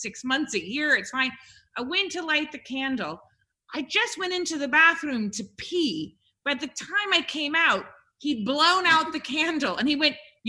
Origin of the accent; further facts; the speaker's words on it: United States; you could tell I'm not from the South. You can tell I'm not East Coast, but you wouldn't know if I'm from Colorado or Arizona or California